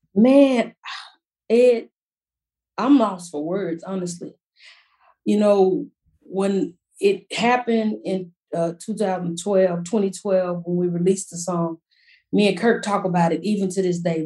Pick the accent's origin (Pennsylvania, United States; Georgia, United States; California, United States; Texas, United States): Texas, United States; Fort Worth; also born or lived in Mansfield, Texas; growing up in Fort Worth to me is kind of country, but we still have a little city life.